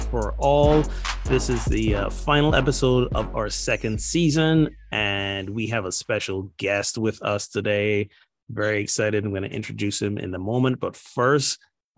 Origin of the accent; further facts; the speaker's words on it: Barbados; moved away; my home country, Barbados